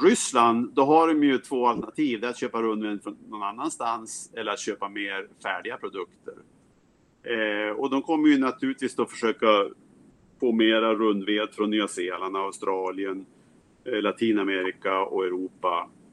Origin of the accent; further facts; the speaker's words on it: Sweden; moved away as an adult; also born or lived in United States; now in Seattle, United States; Jag är jägmästare från Sverige flyttade till USA för 30 år sedan